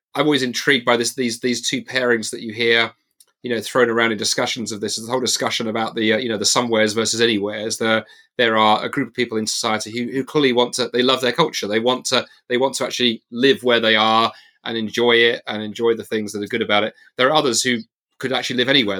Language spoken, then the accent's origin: English; England, United Kingdom; now in Scotland, United Kingdom; I realise the more I live out of side of England, I am totally English. I'm English to my to my boots